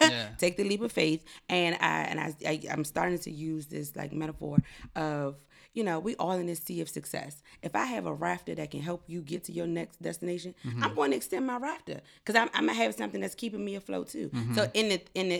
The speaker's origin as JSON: {"language": "English", "region": "DMV area", "country": "United States", "tie": "born or raised there", "also_born_or_lived": "North Carolina", "said": "I was from North Carolina. Grew up in the DMV area"}